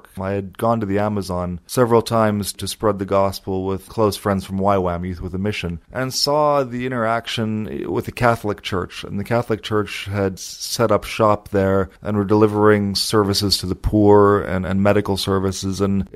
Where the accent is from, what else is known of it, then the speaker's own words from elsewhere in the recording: Canada; moved away as an adult; also born or lived in United States / Slovakia; now in London, United Kingdom; I was born in Canada. My parents are refugees from the former Czechoslovakia